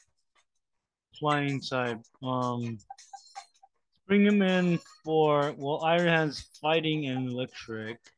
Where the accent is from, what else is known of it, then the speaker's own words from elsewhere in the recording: United States; I'm American